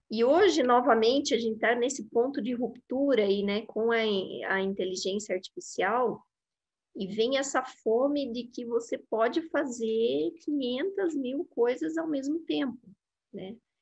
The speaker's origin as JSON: {"language": "Portuguese", "town": "Londrina", "region": "Paraná", "country": "Brazil", "moved": "as an adult", "lives_now": "Curitiba, Brazil", "said": "sou de Londrina, do Paraná, né? Minha família é toda de, de Londrina"}